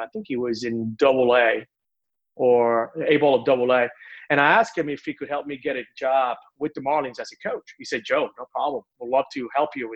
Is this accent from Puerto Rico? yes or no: yes; Puerto Rico; moved away as an adult; also born or lived in Mobile, Alabama; I was born and raised in Puerto Rico, and like every Puerto Rican kid